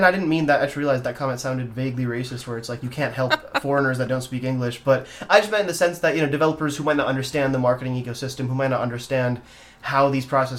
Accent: India; moved away; I'm from India originally, and I have family there.

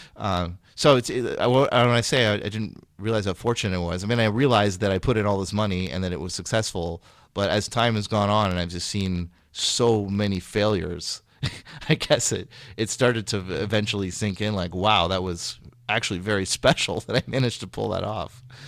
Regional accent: Sacramento, California, United States; moved away as an adult; also born or lived in Massachusetts; now in Bay Area, United States; I'm from Sacramento, which is in Northern California

